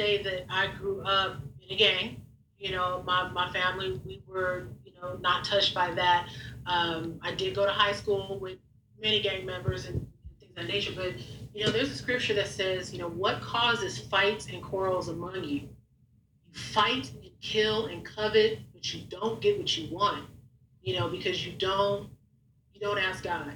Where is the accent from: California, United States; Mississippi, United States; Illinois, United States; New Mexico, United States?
California, United States; Long Beach; I'm from Long Beach, you know, graduated from Long Beach Poly